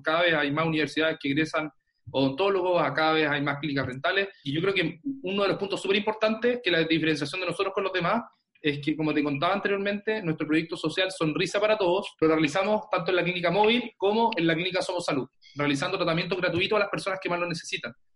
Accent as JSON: {"language": "Spanish", "town": "Concepción", "region": "Biobío", "country": "Chile", "said": "soy de Concepción, de Chile."}